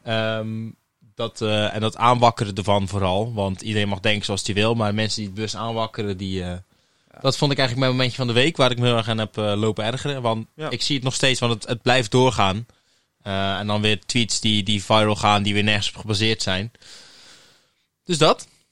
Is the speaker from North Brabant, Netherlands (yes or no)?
no; Terneuzen, Zeeland, Netherlands; geboren en getogen in Terneuzen